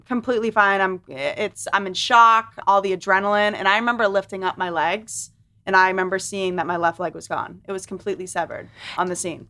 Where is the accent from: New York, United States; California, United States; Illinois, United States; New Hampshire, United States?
New Hampshire, United States; Londonderry; also born or lived in Manchester, New Hampshire; I was raised in Lundare, New Hampshire